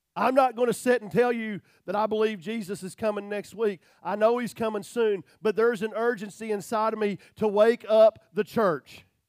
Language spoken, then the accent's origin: English; United States